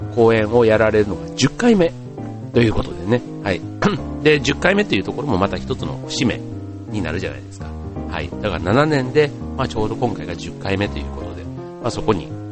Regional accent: Osaka, Japan; 出身が大阪

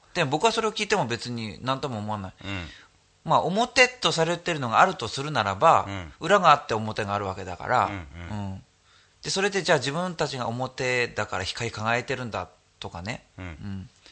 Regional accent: Kanazawa, Ishikawa, Japan; moved away; also born or lived in Tokyo; 高校が金沢の高校で、うん、で全県から集まってるクラスだったの

